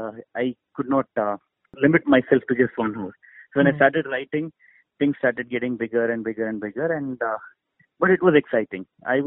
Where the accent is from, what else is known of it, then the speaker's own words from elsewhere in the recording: India; So, I'm very Indian at heart when it comes to the core emotion of a film.